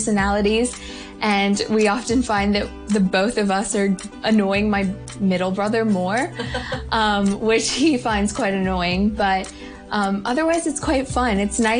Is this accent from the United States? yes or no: no; Hong Kong; I go to West Island School in Hong Kong. I was born here and I am Indian from India